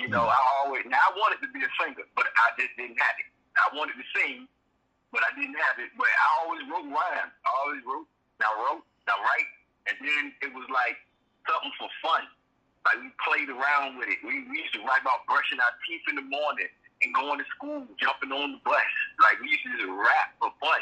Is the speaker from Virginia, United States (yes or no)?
yes; Norfolk, Virginia, United States; moved away as an adult; also born or lived in Atlanta, Georgia; now in Georgia, United States; born and raised in Norfolk, Virginia.